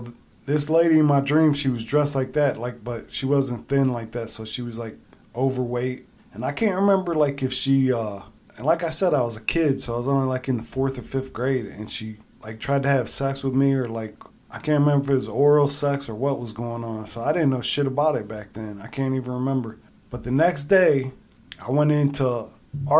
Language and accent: English; Akron, Ohio, United States; moved away as an adult; I'm back home. I was from Akron. I moved up here now, you know, I'm closer to Michigan